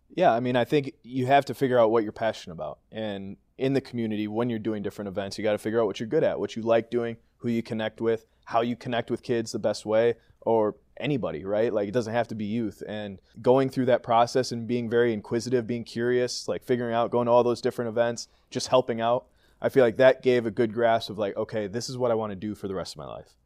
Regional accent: Green Bay, Wisconsin, United States; born or raised there

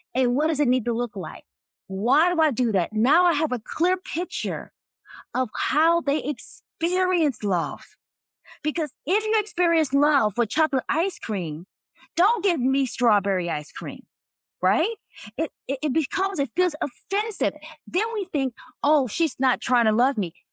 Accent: North Carolina, United States; I was raised in North Carolina

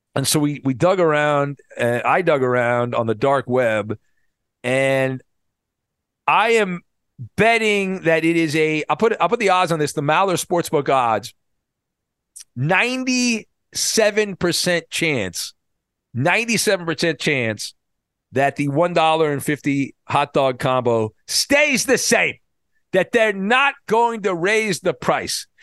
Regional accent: Orange County, California, United States; I grew up in Orange County, and I went to Disneyland a lot because I lived close to it

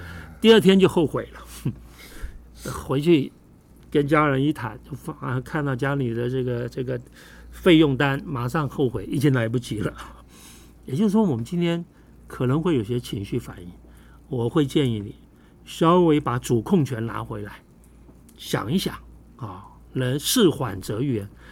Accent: Taiwan; 咱们台湾人特别多那种家族企业

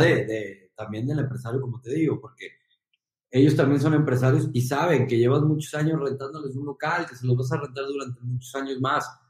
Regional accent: Guadalajara, Jalisco, Mexico; moved away as an adult; also born or lived in Monterrey; regresar a, Guadalajara más fuerte que antes, eh, con una experiencia de tres años en Monterrey increíble. Eh, regresar como empresario a mi tierra

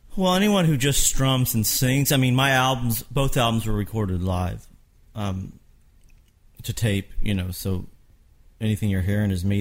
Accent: Kentucky, United States; I'm from Kentucky

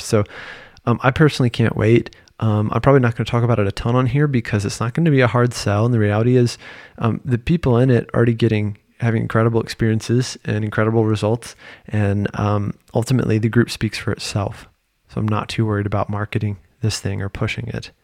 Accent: Virginia, United States; moved away as an adult; also born or lived in North Carolina; now in Paris, France; I'm a dude from Virginia at the time with a private practice in North Carolina

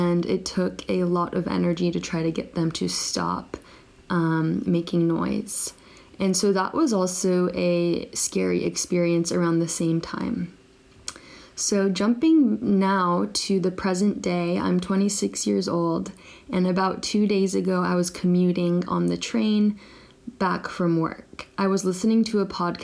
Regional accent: Northern California, United States; now in Japan; I currently live in Japan and I'm from Northern California

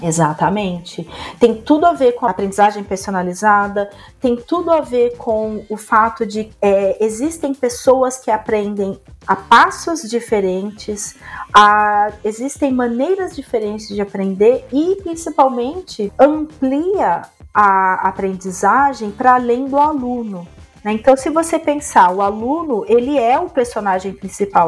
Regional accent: interior of São Paulo, Brazil; Eu sou do interior de São Paulo

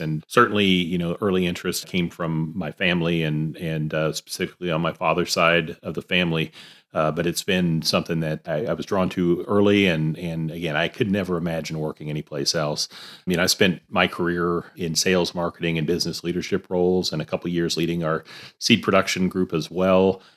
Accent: Alabama, United States; moved away as an adult; now in Iowa, United States; I grew up in Alabama

